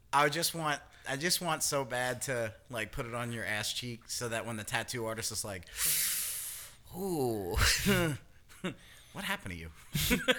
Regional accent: New York, United States; I'm the New Yorker

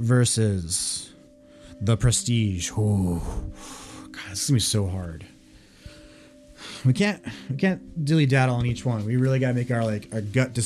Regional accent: United States; being American.

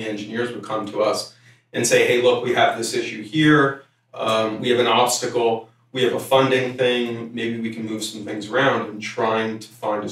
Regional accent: Middletown, New Jersey, United States; now in San Diego, United States; I'm originally from New Jersey

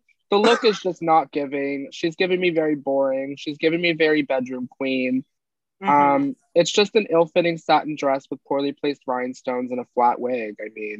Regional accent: New Jersey, United States; I'm from New Jersey.

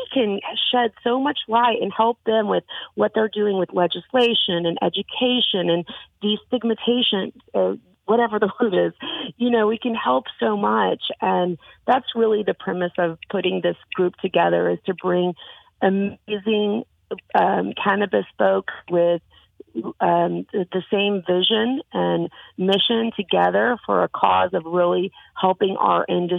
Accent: the Bible Belt, United States; I was raised in the Bible Belt. I had those issues with my father growing up.

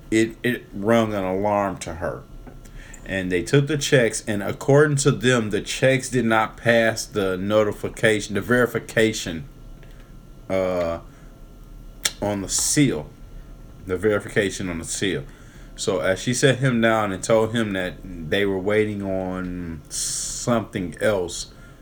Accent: Detroit, Michigan, United States; Like I grew up in Detroit when the motherfucking Kroger was on Michigan and Schaefer.

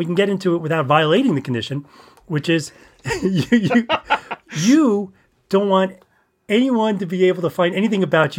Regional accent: Bronx, New York, United States; the Bronx, I was from the Bronx.

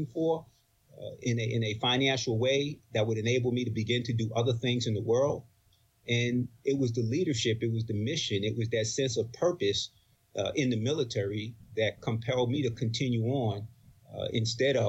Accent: Roosevelt, New York, United States; also born or lived in Bronx, New York; I grew up in New York, Long Island, and my family history is from the Bronx primarily. My dad moved us to Long Island in 63, and that's where I grew up.

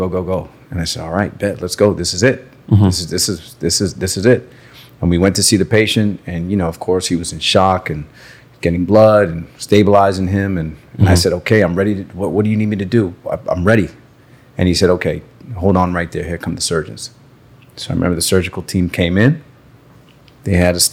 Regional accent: Canada; moved away as an adult; also born or lived in New York / Miami; now in Broward County, United States; So originally from Canada.

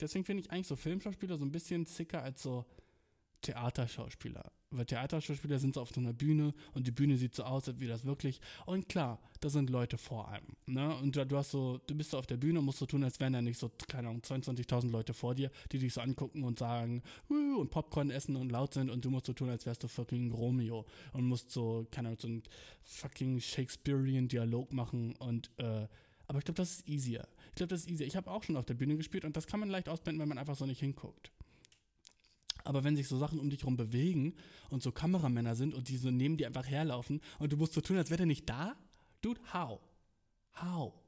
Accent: Germany; moved away as an adult; also born or lived in Berlin; now in Japan; ich bin aus Deutschland

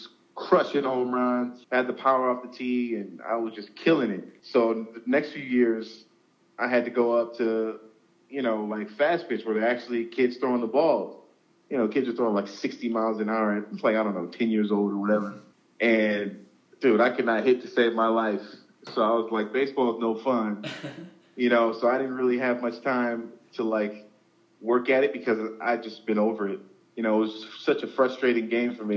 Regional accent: Southern California, United States; I'm from Southern California, so, you know, my high school is just outside of Los Angeles, like about 20 minutes north

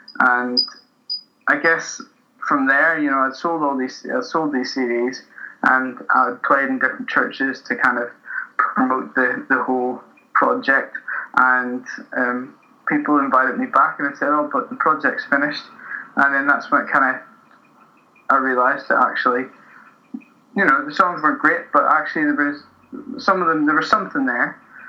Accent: Newtownards, Northern Ireland, United Kingdom; moved away as an adult; now in Glasgow, United Kingdom; I'm from Newton Ords, a small town near Belfast, in Northern Ireland, and that's where I grew up. It's where my family are from, and when I was about 18, moved over to Glasgow.

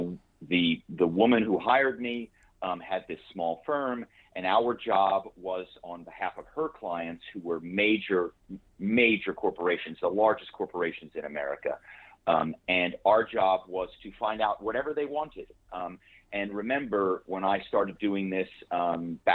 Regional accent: Philadelphia, Pennsylvania, United States; moved away as an adult; also born or lived in New York / Malibu; I grew up on the East Coast in Philadelphia

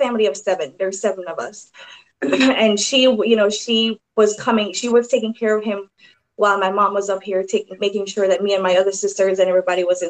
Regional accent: Kingston, Jamaica; I was born in Jamaica, Kingston, Jamaica, and I went to a Catholic school called Holy Childhood.

